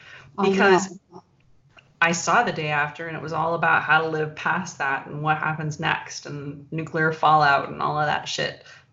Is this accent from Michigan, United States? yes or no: yes; Michigan, United States; I grew up in Michigan